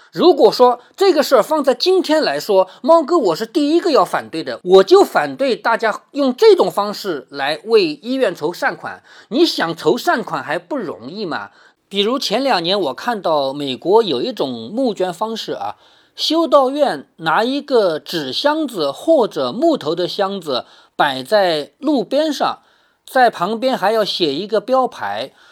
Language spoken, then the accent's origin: Chinese; Changzhou, Jiangsu, China; 在我们常州